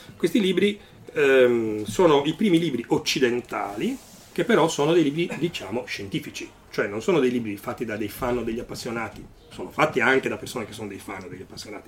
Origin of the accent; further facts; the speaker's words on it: Cagliari, Sardinia, Italy; moved away; also born or lived in Alghero / Milan; sono nato in Sardegna, sono nato ad Alghero, una città nella quale non ho mai abitato, perché sono abitato a Cagliari, poi ho abitato a Milano